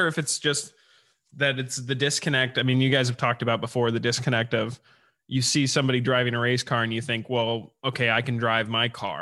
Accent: Indianapolis, Indiana, United States; now in Los Angeles, United States; I grew up in Indianapolis

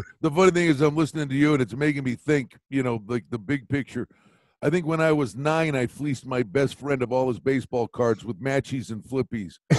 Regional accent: Wilkes-Barre, Pennsylvania, United States; when I was a kid growing up, northeastern Pennsylvania, I'm from Wilkes-Barre

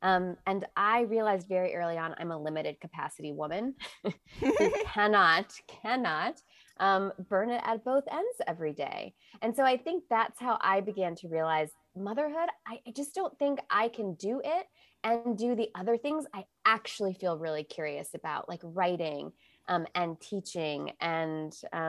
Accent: Illinois, United States; Yeah, so I grew up Catholic outside of Chicago, so close enough to Missouri.

